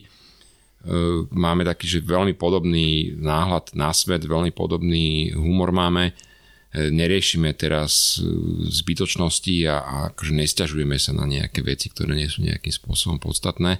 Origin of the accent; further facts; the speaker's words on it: Bratislava, Bratislava Region, Slovakia; som chlapec z Bratislavy